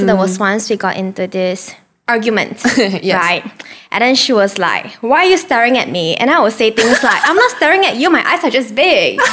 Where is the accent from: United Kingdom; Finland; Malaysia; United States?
Malaysia; Penang; first language Chinese; English is a second language; also born or lived in Alor Setar, Kedah; I grew up in Penang my whole life, ever since I was one.